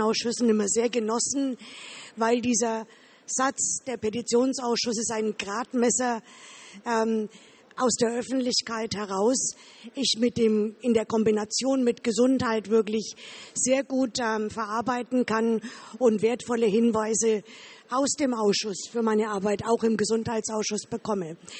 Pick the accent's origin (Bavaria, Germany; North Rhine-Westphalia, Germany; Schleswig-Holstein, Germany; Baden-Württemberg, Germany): Bavaria, Germany; Ich komme aus Bayern, aus dem Wahlkreis Erlangen.